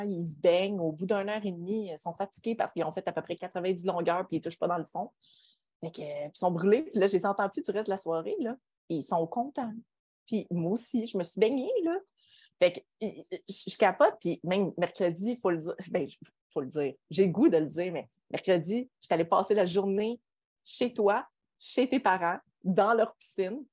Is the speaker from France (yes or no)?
no; Quebec, Canada; On est des Québécois